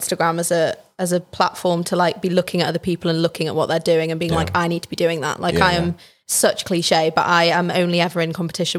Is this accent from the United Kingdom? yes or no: yes; Chester, North West England, United Kingdom; also born or lived in Liverpool; because I'm from Chester and Chester's literally like 40 minutes from Liverpool.